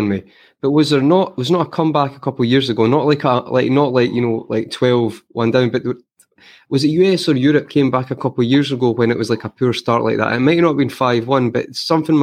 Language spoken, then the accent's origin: English; Scotland, United Kingdom; I'm Scottish